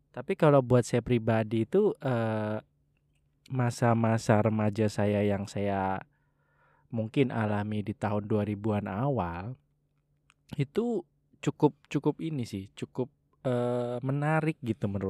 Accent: Java, Indonesia; saya tidak terlalu diarahkan gitu ya istilahnya ya milih-milih dewe lah gitu ya karena saya dari Jawa wis milih-milih dewe lah gitu ya

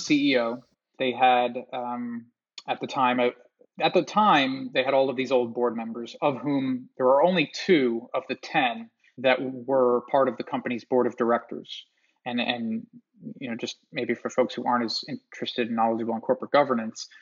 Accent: Long Island, New York, United States; growing up in Long Island, New York. The mall that I went to as a kid

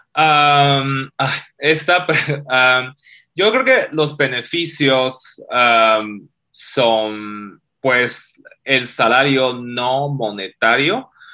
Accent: China; Spanish is a second language; moved away as an adult; now in Mexico; soy de México, soy de China originalmente. Este, Llevo unos 6, 7 años acá en México

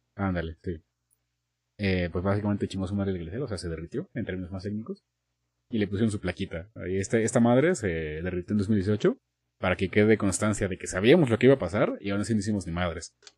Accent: Mexico; aquí en México

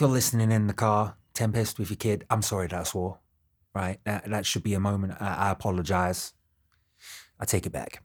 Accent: United Kingdom; I'm British

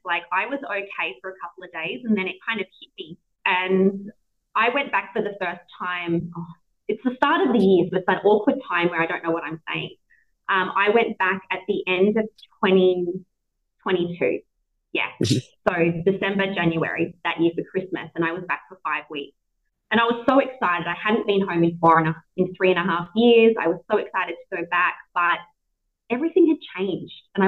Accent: Australia; accent: Aussie; moved away as an adult; also born or lived in Darwin, Australia; now in India; my hometown in Australia

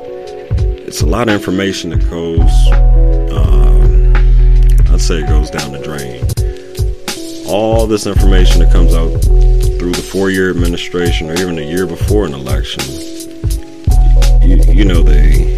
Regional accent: Virginia, United States; moved away as an adult; now in Pittsburgh, United States; I'm back and forth between my home state of Virginia and my new home, Pittsburgh, PA.

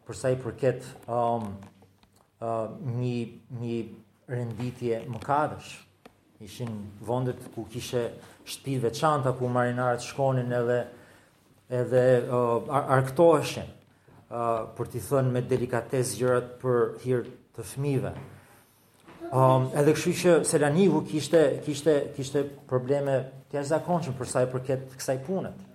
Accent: Albania; për ne si shqiptarë

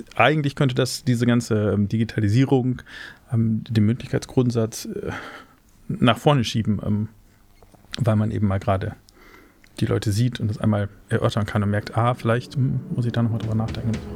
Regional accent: Osnabrück, Lower Saxony, Germany; also born or lived in Cologne; in Osnabrück, zufällig meine Heimat

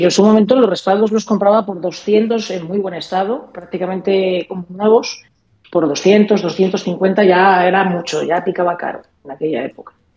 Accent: Zamora, Castile and León, Spain; yo soy de Zamora

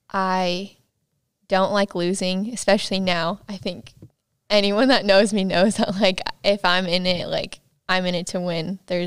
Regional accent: Yucaipa, California, United States; also born or lived in Loma Linda, United States; But I grew up in Yucaipa, California.

